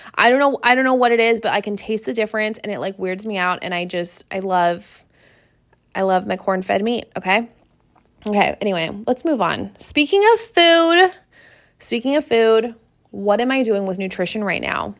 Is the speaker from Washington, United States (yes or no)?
yes; Seattle, Washington, United States; moved away; I am from Seattle. I grew up in Seattle